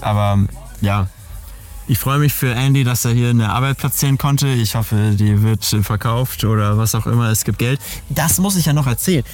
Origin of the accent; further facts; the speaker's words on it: Berlin, Germany; meiner Jugend in Berlin